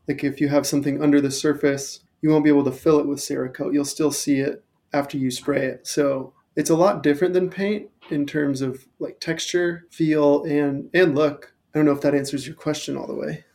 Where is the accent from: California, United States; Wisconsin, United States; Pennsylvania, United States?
California, United States; Thousand Oaks; moved away as an adult; also born or lived in Portland, Oregon / Ventura, California; now in Denver, United States; I grew up in Thousand Oaks, which is like a mecca for mountain biking